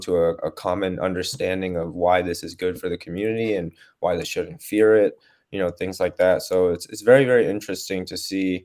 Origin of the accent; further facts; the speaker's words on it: San Francisco, California, United States; moved away; being born and raised in the West Coast, right, in San Francisco